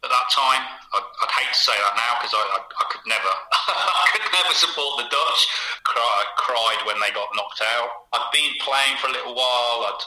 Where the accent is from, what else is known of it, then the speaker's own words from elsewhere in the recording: Hinckley, East Midlands, United Kingdom; moved away; also born or lived in Huntingdon / Bournemouth / Riga, Latvia; I was born in Huntingdon, family moved to Hinckley when I was about 5 or 6, so I've always, you know, I sort of see that as... spiritual home